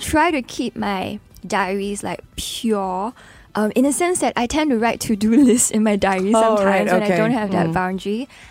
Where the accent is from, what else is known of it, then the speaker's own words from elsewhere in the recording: Singapore; what my identity is as a Singaporean.